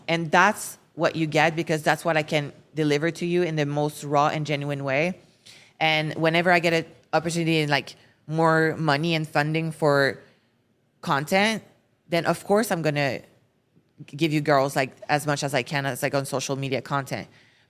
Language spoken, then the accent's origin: English; France; accent: French; English is a second language; when I started for social media, I couldn't speak English. Like my French accent was so bad. It's still a little bit bad.